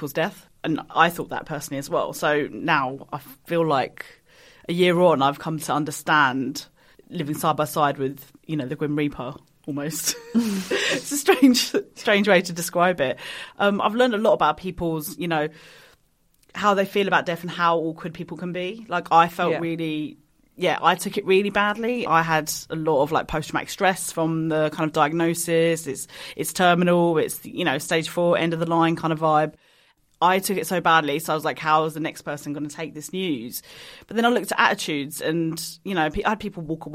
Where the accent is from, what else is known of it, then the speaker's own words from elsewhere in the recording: Kent, South East England, United Kingdom; I'm a British Pakistani, so I was born in Kent.